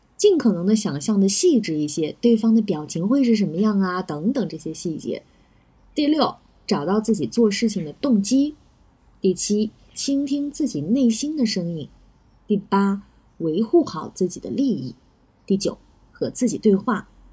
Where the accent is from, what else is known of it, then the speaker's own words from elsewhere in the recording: China; 我们中国人的性格